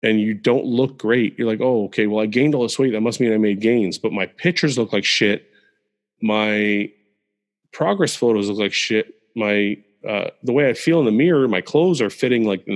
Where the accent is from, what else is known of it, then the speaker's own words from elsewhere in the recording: Canada; I was born in Canada.